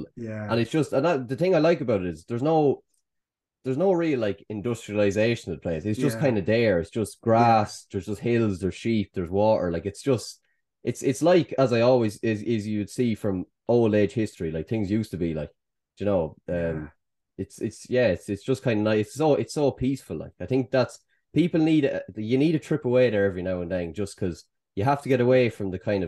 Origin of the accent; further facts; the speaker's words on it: Kildare, Leinster, Ireland; I'm from Kildare.